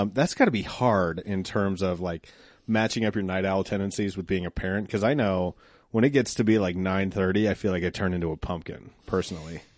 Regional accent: Applewood, Colorado, United States; when I grew up in Applewood, I used to ride my bike to school

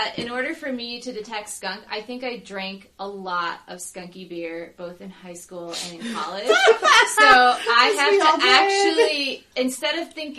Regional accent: Northeast, United States; Like, I grew up in the Northeast, I don't know.

